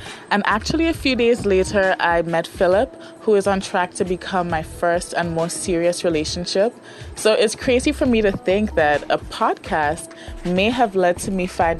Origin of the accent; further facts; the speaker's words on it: Grenada; now in Austin, United States; I'm from Grenada, but I live in Austin, Texas.